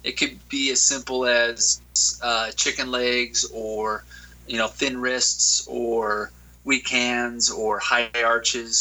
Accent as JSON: {"language": "English", "region": "Utah", "country": "United States", "tie": "born or raised there", "said": "Born and raised in Utah"}